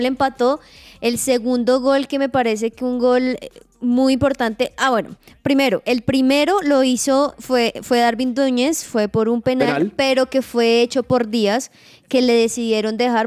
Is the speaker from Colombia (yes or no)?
yes; Sogamoso, Boyacá, Colombia; now in Bogotá, Colombia; en Sogamoso donde él se acercó, del lugar de donde soy